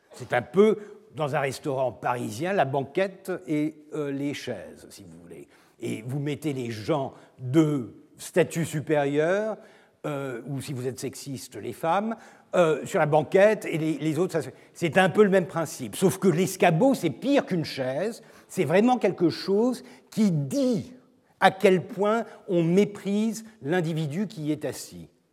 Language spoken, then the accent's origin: French; Turkey; Je suis turc, je ne parle pas l'arabe